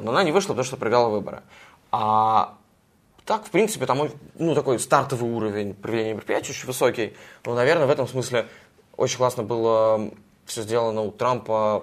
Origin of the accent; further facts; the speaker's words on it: Russia; я из России